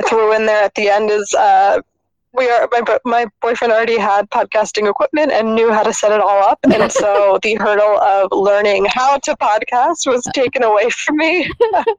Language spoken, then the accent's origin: English; Philadelphia, Pennsylvania, United States; moved away as an adult; now in Freiburg, Germany; I am from the United States of America, specifically from Philadelphia. I am now living in Freiburg, Germany